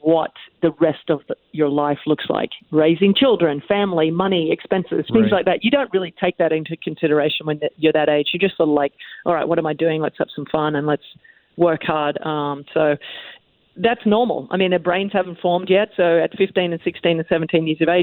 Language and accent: English; Australia; being an Australian child, we're usually outside playing a lot of sports.